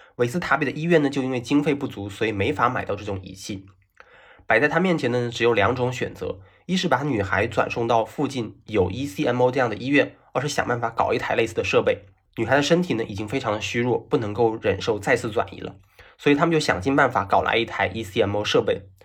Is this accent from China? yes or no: yes; Fujian, China; 作为闽南人呢，我对台湾是有天然的好感，大家同宗同源，连语言也是一样的